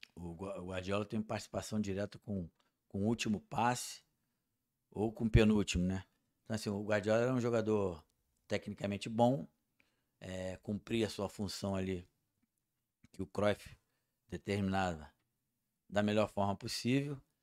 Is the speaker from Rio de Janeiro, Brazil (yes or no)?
yes; Rio de Janeiro, Brazil; eu nasci no Jacarezinho. Eu sou um, um ex-favelado, sei da dificuldade que é nascer no Jacarezinho, sei da dificuldade que é viver numa favela